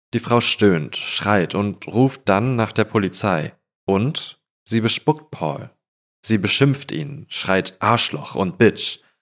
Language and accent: German; Falkensee, Brandenburg, Germany; moved away; in Falkensee, wo ich herkomme